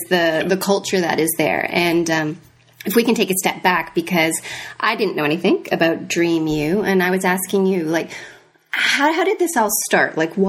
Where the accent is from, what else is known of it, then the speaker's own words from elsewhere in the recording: Canada; I think we've got one inflatable boat and two rubber bands, and we're good to go.